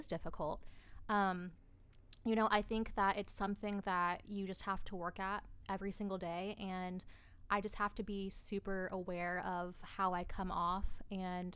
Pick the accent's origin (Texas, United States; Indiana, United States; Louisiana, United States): Indiana, United States; South Side; I was born and raised on the South Side.